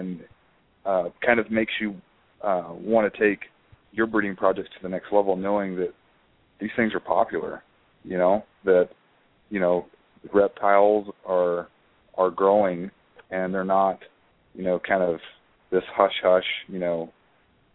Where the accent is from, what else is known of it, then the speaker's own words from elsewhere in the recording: Florida, United States; I'm actually from Florida